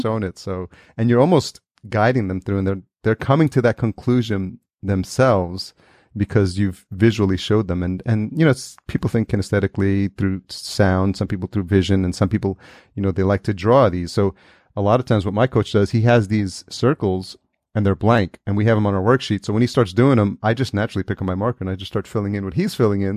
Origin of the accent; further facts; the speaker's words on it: New York, United States; We grew up in New York together